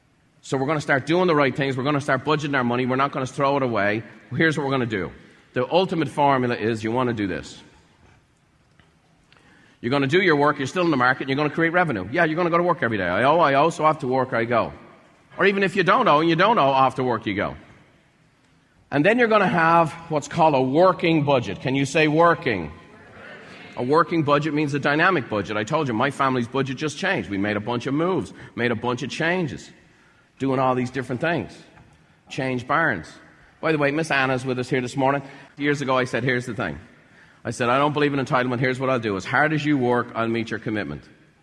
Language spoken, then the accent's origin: English; Ireland; I was broke. I was a house painter's son. I was from Ireland. I didn't know anybody with money.